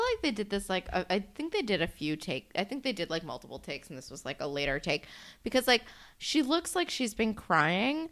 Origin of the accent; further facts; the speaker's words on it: New Jersey, United States; I'm from New Jersey.